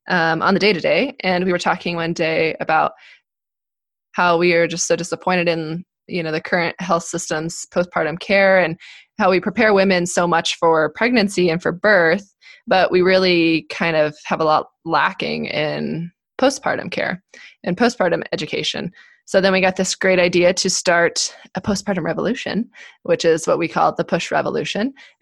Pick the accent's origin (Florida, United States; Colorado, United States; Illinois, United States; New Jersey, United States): Colorado, United States; also born or lived in California; I was born and raised in Colorado, grew up on a cattle farm